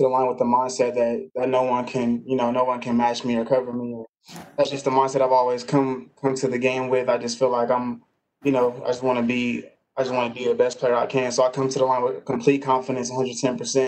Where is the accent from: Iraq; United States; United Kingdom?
United States; Los Angeles area, California; growing up in the Los Angeles area